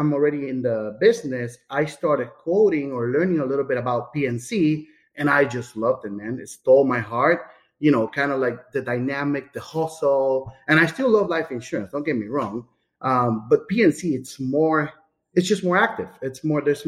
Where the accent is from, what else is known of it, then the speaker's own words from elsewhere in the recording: San Juan, Puerto Rico; moved away as an adult; also born or lived in Amherst, Massachusetts; now in Florida, United States; So I was born in San Juan, Puerto Rico, 1981